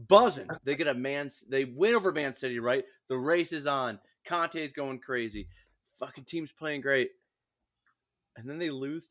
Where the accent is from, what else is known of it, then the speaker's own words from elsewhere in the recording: United States; as an American